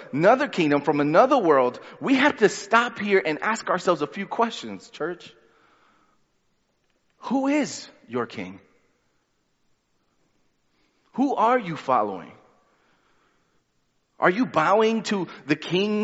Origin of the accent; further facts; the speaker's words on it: New York City, New York, United States; also born or lived in Honduras; I was born in Honduras, lived there for 3 years, and then we moved to Brooklyn. And then I didn't go back to Honduras till I was 14. When I went back, by then, I was more Brooklyn than anything else.